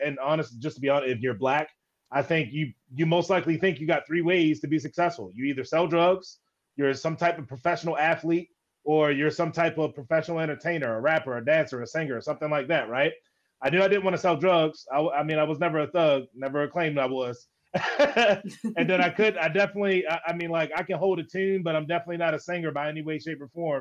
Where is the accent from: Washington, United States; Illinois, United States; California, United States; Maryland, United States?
Maryland, United States; Baltimore; I was born and raised in Baltimore, Maryland